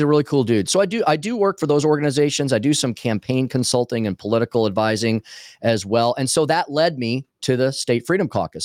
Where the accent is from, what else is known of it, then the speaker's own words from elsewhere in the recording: Eureka, Missouri, United States; moved away as an adult; also born or lived in Minnesota / East Coast; That's my hometown. I'm a uh, am a Eureka guy